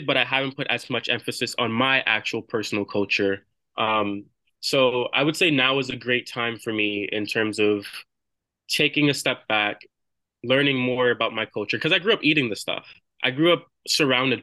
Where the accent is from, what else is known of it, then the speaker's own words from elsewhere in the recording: New York City, New York, United States; I have roots from Flushing, Queens. That's where I grew up for most of my childhood